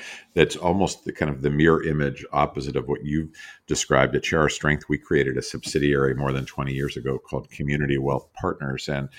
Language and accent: English; Pittsburgh, Pennsylvania, United States; because I grew up in Pittsburgh in a little neighborhood where I have so many memories of other neighbors